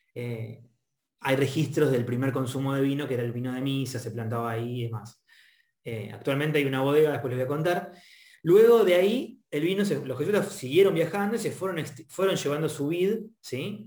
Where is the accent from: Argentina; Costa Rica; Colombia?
Argentina; mi lindo país